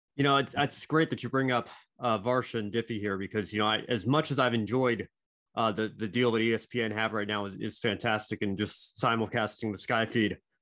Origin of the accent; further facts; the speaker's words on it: United States; growing up in the States